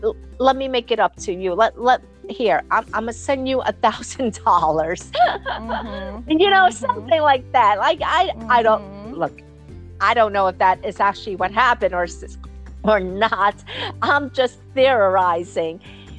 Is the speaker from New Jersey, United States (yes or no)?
yes; New Jersey, United States; look, I'm a nobody from New Jersey, you know